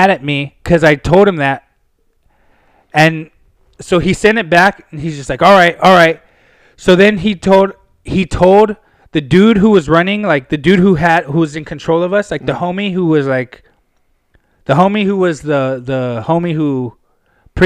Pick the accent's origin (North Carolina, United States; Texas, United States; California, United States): California, United States; Pasadena; from Pasadena.